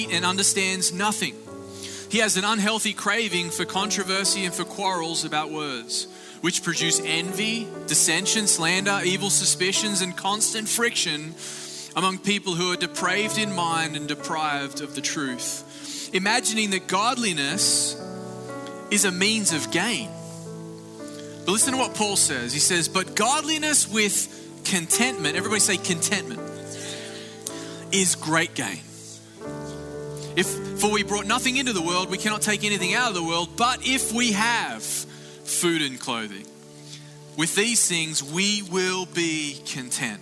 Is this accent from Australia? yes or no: yes; Australia; now in Florida, United States; greetings from Australia